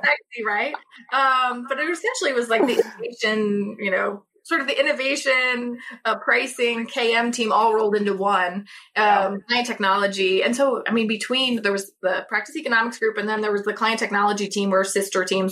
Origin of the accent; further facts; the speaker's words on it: St. Louis, Missouri, United States; also born or lived in Kentucky; I'm originally from St. Louis